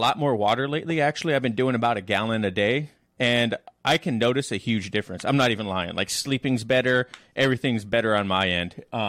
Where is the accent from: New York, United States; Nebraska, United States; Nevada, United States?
Nevada, United States; Las Vegas; now in Washington State, United States; I'm originally from Las Vegas, and in Vegas we don't drink tap water because it's like super hard mineral water